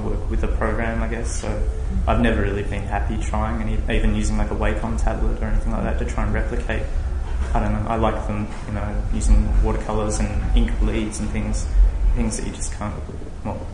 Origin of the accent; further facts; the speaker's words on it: Tasmania, Australia; now in Melbourne, Australia; I live in Melbourne. I grew up in Tasmania